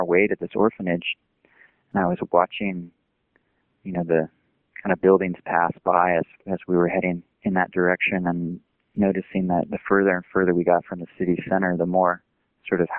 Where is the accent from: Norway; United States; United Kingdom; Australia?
United States; San Diego, California; now in Chico, United States; I grew up in San Diego